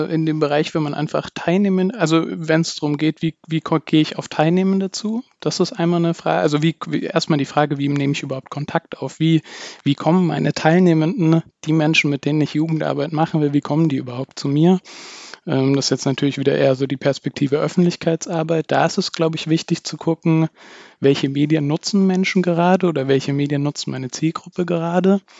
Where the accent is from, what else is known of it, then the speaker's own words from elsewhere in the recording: Bavaria, Germany; Ich komme ursprünglich aus dem Dekanatsbezirk Aldorf in Bayern äh, bei Nürnberg.